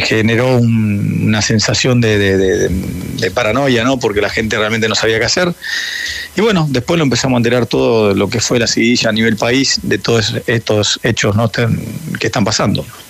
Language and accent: Spanish; Argentina; now in Guayaquil, Ecuador; yo también vivo acá y soy argentino